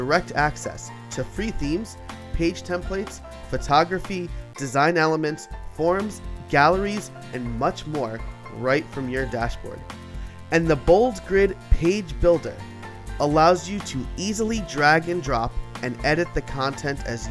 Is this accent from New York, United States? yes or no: yes; New York, United States; I'm from New York